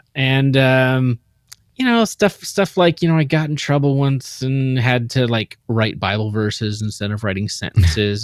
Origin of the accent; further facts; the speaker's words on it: Seattle, Washington, United States; born, born and raised in the Seattle area